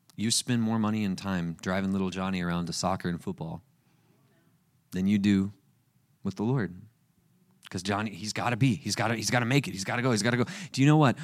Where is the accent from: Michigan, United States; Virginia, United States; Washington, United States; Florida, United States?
Florida, United States; Panama City Beach; I grew up at the place, uh, Panama City Beach. It's where I was born and raised